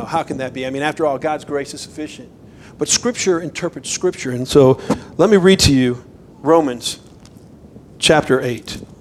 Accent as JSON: {"language": "English", "region": "Florida", "country": "United States", "tie": "born or raised there", "moved": "as an adult", "lives_now": "Idaho, United States", "said": "I grew up in Florida and um, we've been in Idaho for 10 years"}